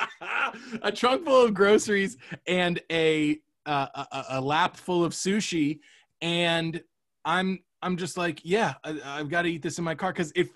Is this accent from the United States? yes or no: yes; Cape Coral, Florida, United States; now in Los Angeles, United States; my hometown, Cape Coral